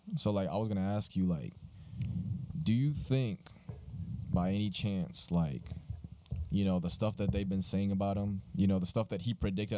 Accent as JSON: {"language": "English", "country": "Colombia", "tie": "born or raised there", "moved": "yes", "lives_now": "United States", "said": "we were raised in Colombia, so it's very different over there."}